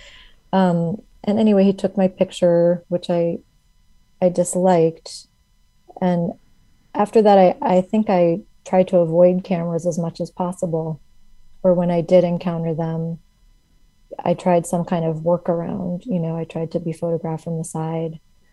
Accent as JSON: {"language": "English", "region": "Midwest", "country": "United States", "said": "I'm from the Midwest."}